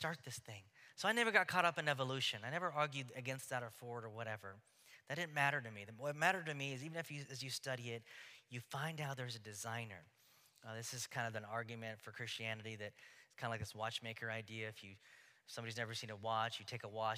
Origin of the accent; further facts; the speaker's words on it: Houston, Texas, United States; now in Oregon, United States; growing up in Houston